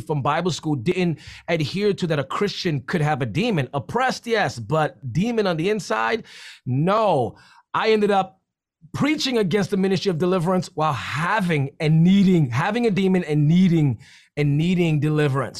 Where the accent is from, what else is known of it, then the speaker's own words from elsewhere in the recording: New York City, New York, United States; I'm from the Bronx